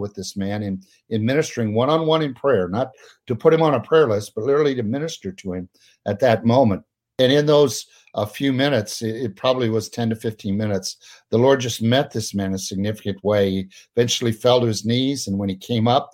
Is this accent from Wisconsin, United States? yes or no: no; Peoria, Illinois, United States; moved away as an adult; now in Pennsylvania, United States; my hometown of Peoria, Illinois